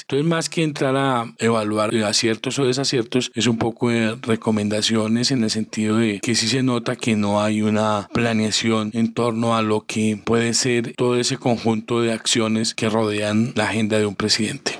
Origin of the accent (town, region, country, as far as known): Colombia